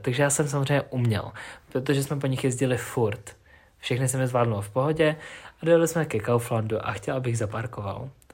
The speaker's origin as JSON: {"language": "Czech", "town": "Ústí nad Labem", "region": "Ústí nad Labem Region", "country": "Czechia", "said": "u nás v Ústí"}